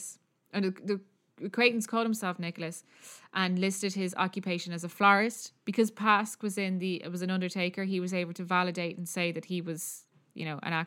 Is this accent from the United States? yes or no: no; Ireland; accent: Irish; Anything I say is an Irish accent